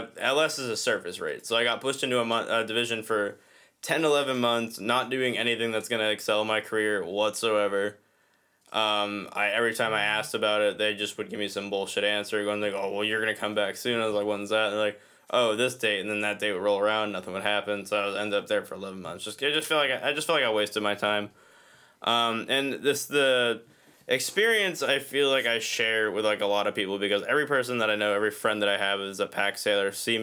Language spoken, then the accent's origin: English; New Hampshire, United States; accent: Boston; also born or lived in Boston, Massachusetts; New Hampshire, but I just tell people Boston because that's like where I was born. That's where my accent comes from.